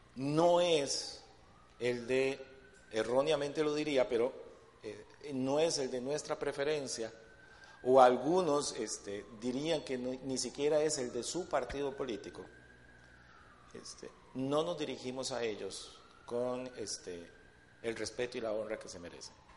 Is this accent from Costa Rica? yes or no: yes; Costa Rica; nosotros como, primeramente como, como ticos y creo que como latinos